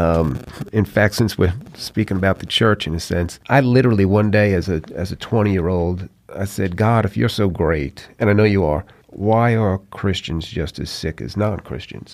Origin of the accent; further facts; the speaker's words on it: New York, United States; moved away as an adult; also born or lived in Atlanta; now in Mobile, United States; growing up in New York